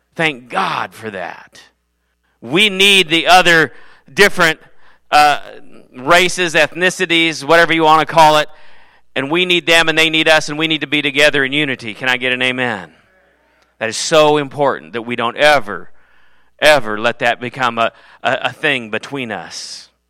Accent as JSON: {"language": "English", "country": "United States", "said": "I am not a Norwegian American, I am an American"}